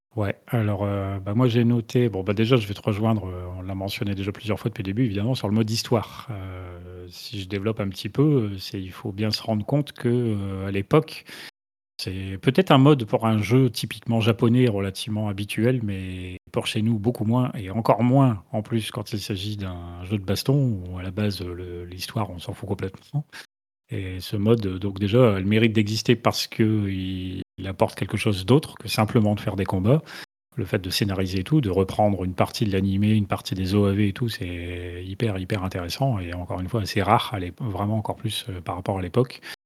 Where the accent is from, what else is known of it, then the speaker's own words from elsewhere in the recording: France; en tant que Français